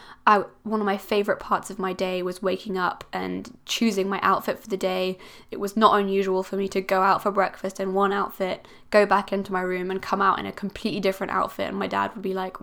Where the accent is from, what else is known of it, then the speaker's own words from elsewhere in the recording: Switzerland; now in Cornwall, United Kingdom; I'm originally from Switzerland